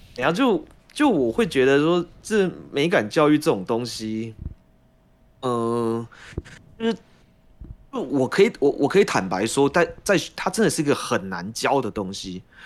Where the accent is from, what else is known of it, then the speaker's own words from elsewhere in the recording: Taiwan; 我们台湾人